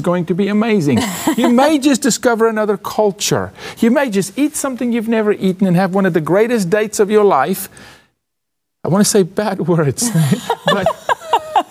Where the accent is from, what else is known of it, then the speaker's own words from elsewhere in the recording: South Africa; now in United States; I said, South Africa